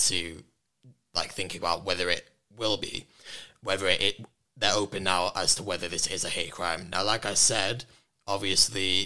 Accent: Warrington, North West England, United Kingdom; in Warrington, which did hit particularly hard for me given that's where my hometown as well

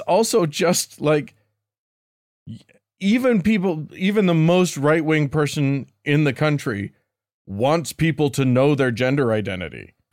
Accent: Salt Lake City, Utah, United States; me growing up in Salt Lake

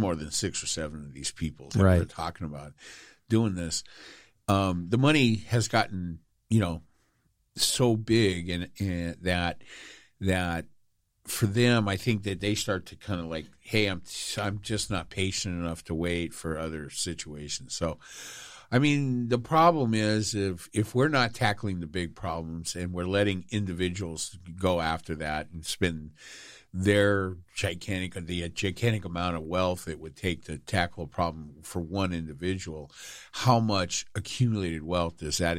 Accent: United Kingdom; I'm British.

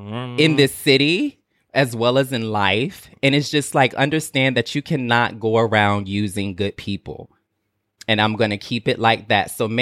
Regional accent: the South, United States; I'm from the South. When somebody give you something, you say thank you and keep it pushing.

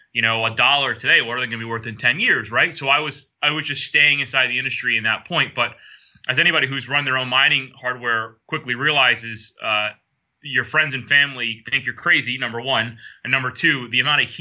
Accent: upstate New York, United States; moved away as an adult; now in Bermuda; where I was growing up as a kid, I was kind of in the outskirts in the boondocks in upstate New York

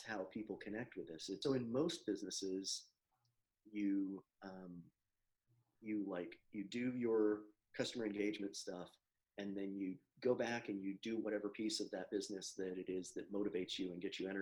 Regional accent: Florida, United States; I grew up here in Florida

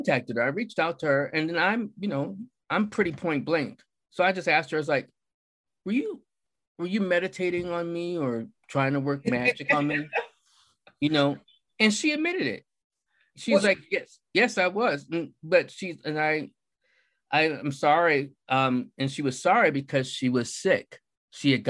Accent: United States; also born or lived in Philadelphia; I'm from the United States of America

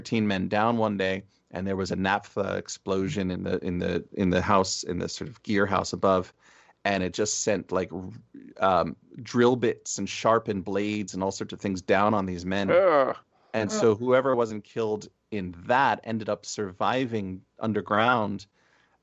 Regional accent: Essex County, New Jersey, United States; moved away as an adult; now in Berkshires, Massachusetts, United States; Essex, my home county

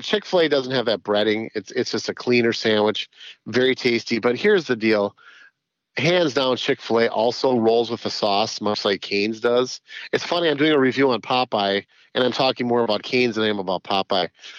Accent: White Bear Lake, Minnesota, United States; White Bear Lake. That's my hometown

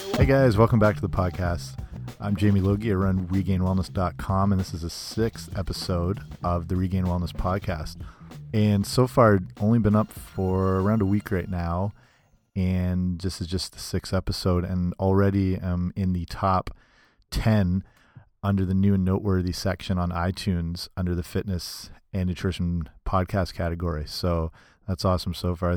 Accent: Canada; I'm Canadian

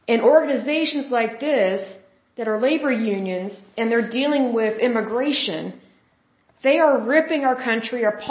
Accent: Oklahoma, United States; I'm from Oklahoma and we're close to the border

